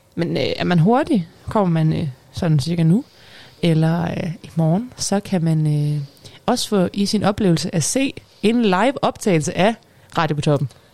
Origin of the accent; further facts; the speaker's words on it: Aalborg, North Denmark Region, Denmark; jeg er fra Aalborg